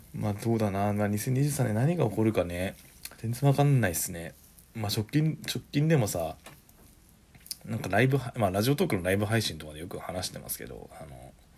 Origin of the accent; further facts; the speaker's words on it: Saitama, Japan; also born or lived in Osaka; 僕が帰ってきたのも地元に帰ってきたのも